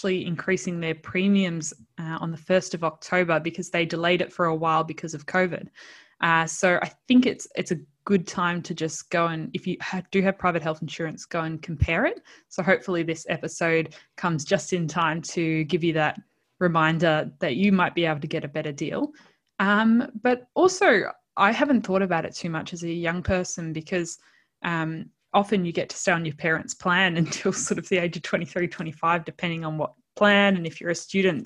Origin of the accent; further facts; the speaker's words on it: Australia; as an Australian